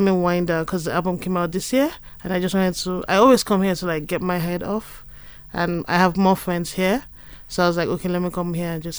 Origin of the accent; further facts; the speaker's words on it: Nigeria; as a Nigerian